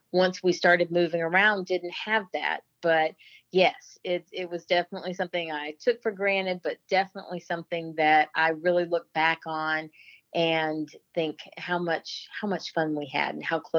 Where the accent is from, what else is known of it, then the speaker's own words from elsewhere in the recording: Albany, Georgia, United States; I was born in Albany, Georgia, and the folks in Albany actually pronounce it Albany but I was born in Georgia, raised for the most part in the South.